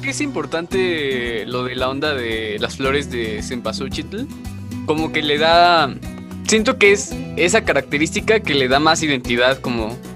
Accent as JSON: {"language": "Spanish", "country": "Mexico", "said": "para nosotros como mexicanos"}